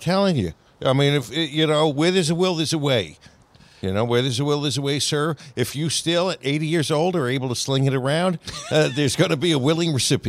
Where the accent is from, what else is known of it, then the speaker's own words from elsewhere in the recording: Long Island, New York, United States; where I grew up on Long Island